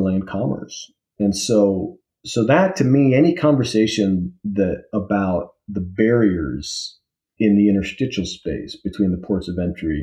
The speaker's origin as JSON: {"language": "English", "town": "Las Cruces", "region": "New Mexico", "country": "United States", "tie": "born or raised there", "said": "near where I grew up in Las Cruces, New Mexico"}